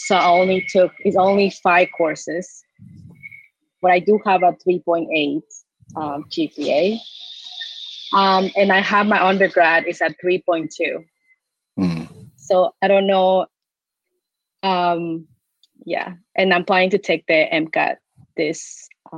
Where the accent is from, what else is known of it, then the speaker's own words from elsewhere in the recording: Canada; I'm a Canadian student